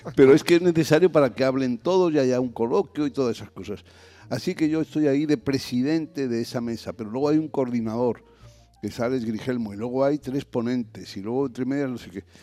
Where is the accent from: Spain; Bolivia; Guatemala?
Spain